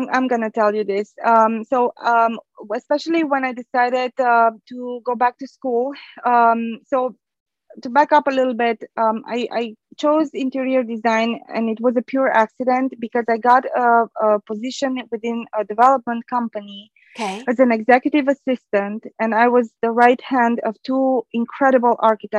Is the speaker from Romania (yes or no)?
yes; Romania; born there; English is a second language; So I speak Romanian because I was born in Romania. And back home, I used to be fluent in Spanish and French. And then I had to learn English